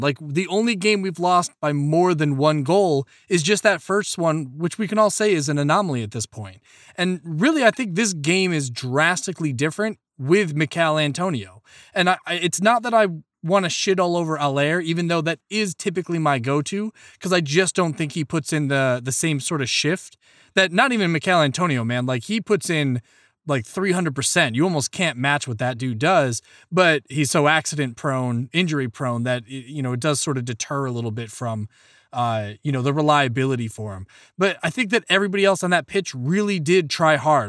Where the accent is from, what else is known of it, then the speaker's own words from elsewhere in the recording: Ireland; as an Irishman